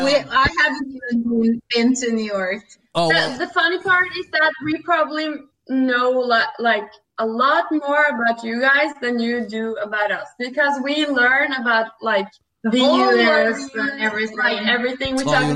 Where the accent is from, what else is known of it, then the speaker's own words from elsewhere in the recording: Norway; English is a second language; Yeah, we're from Norway.